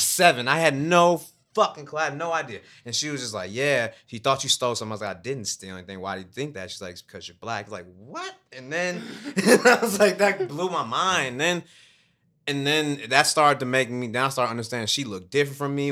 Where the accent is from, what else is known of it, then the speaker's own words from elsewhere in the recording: Chicago, Illinois, United States; I grew up in Chicago